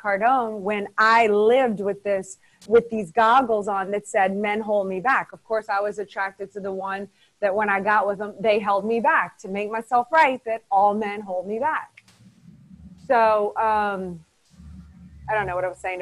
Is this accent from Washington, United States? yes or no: no; New Orleans, Louisiana, United States; moved away; also born or lived in Los Angeles; I'm from New Orleans, which is kind of closer to Mississippi